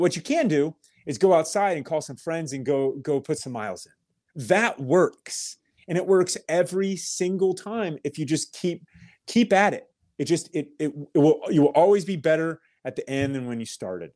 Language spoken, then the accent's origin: English; Kettering, Ohio, United States; I was born in Kettering, Ohio, birthplace of aviation